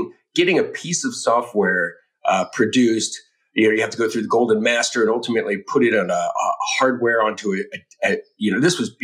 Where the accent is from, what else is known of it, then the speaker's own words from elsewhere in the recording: Cupertino, California, United States; I was fortunate enough to be born and raised in the Bay Area, right? Cupertino, California, is my birthplace, hometown